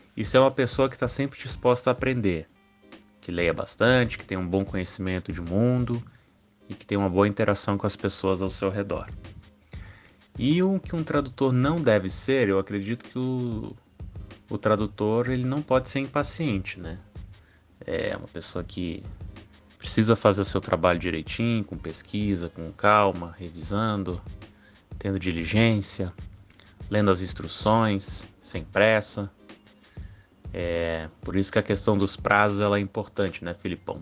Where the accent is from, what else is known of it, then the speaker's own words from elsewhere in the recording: Brasília, Federal District, Brazil; Sou daqui de Brasília